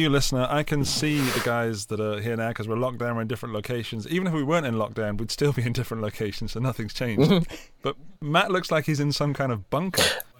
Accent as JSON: {"language": "English", "country": "United Kingdom", "said": "as a Brit"}